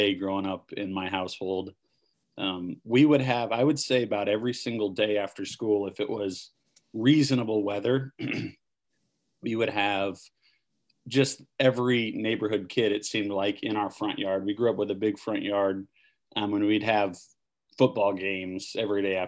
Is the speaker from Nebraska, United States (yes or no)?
yes; Ashland, Nebraska, United States; Ashland, Nebraska is one of the best towns to ever grow up in.